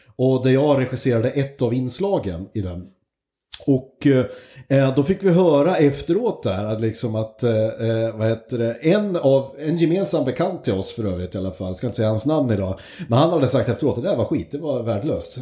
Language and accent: Swedish; Hälsingland, Gävleborg County, Sweden; moved away; also born or lived in Hudiksvall / Uppsala; vi kommer från Hälsingland.